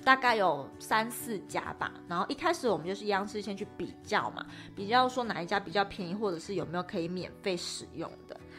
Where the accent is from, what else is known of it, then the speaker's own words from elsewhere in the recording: Tainan, Taiwan; moved away; 我是台南人